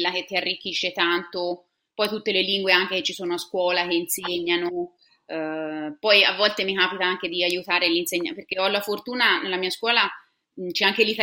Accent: Siena, Tuscany, Italy; moved away as an adult; now in Sydney, Australia; Sono toscana

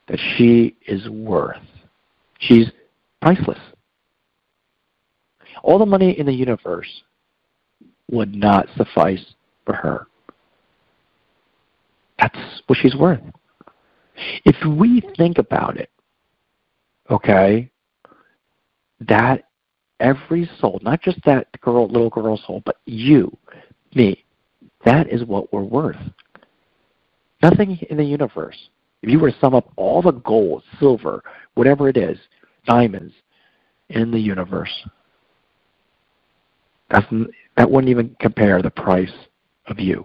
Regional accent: New Jersey, United States; I went to a church in my old neighborhood when I grew up in New Jersey

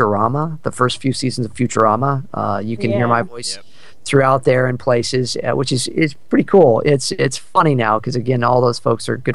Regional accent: Santa Barbara, California, United States; now in Los Angeles, United States; my hometown of Santa Barbara

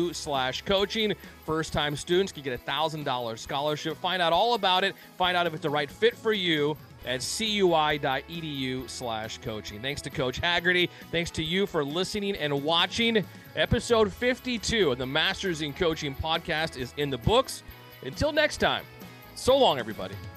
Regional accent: Southern California, United States; born and raised in Southern California

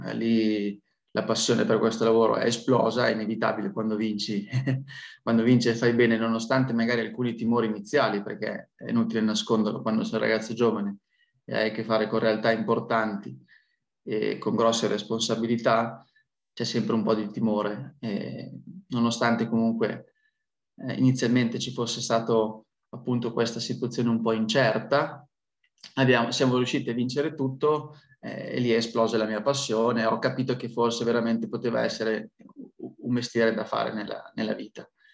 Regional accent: Piacenza, Emilia-Romagna, Italy; also born or lived in Milan; io sono piacentino, quindi sono di Piacenza

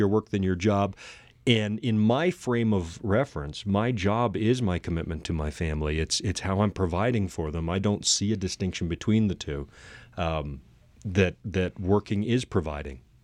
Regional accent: Canada; accent: Canadian English; first language English; now in United States; my mother tongue is Canadian English

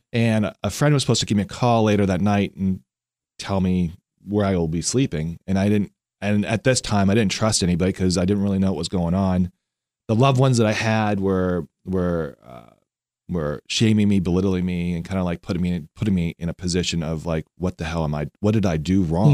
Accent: Vancouver, British Columbia, Canada; now in Lancaster; I'm from Vancouver, Canada

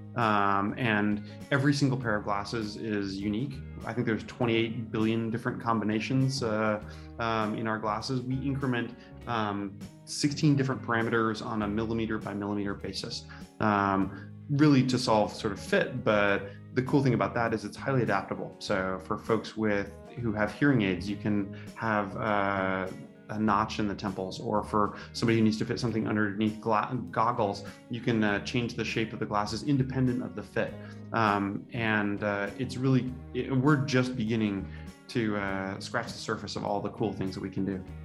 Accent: Santa Rosa, California, United States; I grew up in Santa Rosa

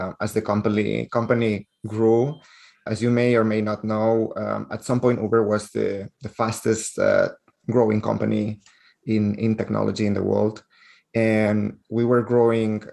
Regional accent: Barcelona, Catalonia, Spain; accent: Spanish; English is a second language; moved away as an adult; also born or lived in Netherlands; now in San Francisco, United States; I was raised born and raised in Barcelona, and you can tell probably by my Spanish accent.

